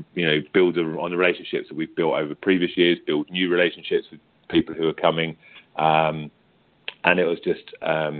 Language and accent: English; United Kingdom; accent: British; I'm British